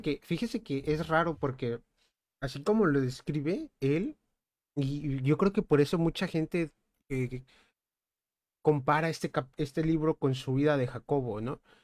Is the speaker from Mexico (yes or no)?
yes; Mexico; nosotros somos mexicanos